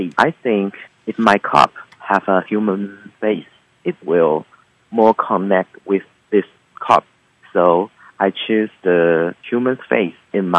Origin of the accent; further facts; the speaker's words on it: Taichung, Taiwan; I'm from Taichung.